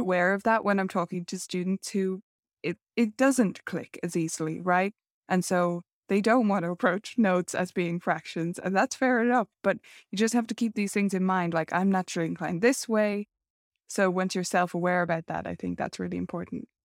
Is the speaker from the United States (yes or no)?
no; Ireland; accent: Irish